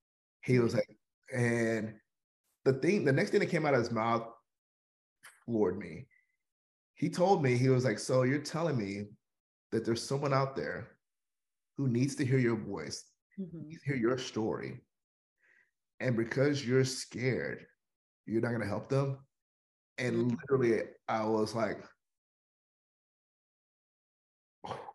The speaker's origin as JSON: {"language": "English", "town": "Houston", "region": "Texas", "country": "United States", "tie": "born or raised there", "said": "I am born and raised in Houston, Texas. I've lived here all my life"}